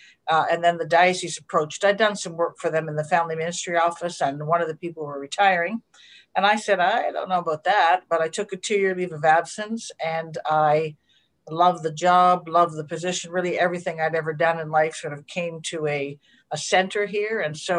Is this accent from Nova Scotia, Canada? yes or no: no; Hamilton, Ontario, Canada; I am living in Hamilton. I grew up in Hamilton, attended school in Hamilton, went to McMaster.